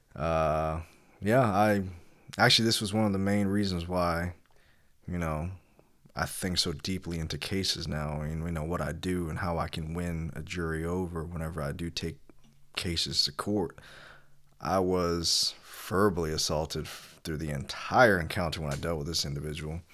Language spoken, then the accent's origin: English; Kentucky, United States; I was born in Kentucky